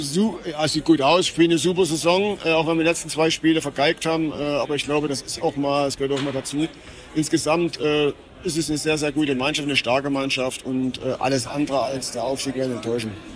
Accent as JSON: {"language": "German", "country": "Germany", "said": "bei uns in Deutschland"}